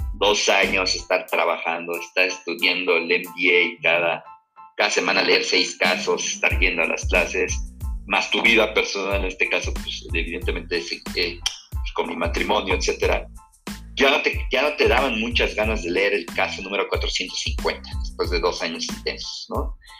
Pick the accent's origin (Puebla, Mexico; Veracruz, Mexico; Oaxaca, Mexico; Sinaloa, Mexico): Puebla, Mexico; now in Mexico City, Mexico; yo soy poblano, nací en Puebla, Puebla, aunque ya tengo pues, más de 20 años viviendo en la Ciudad de México